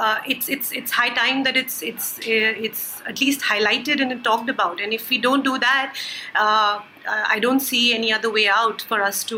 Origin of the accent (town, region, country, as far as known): India